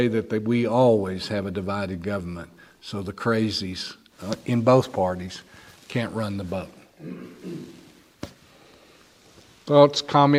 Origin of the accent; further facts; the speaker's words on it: United States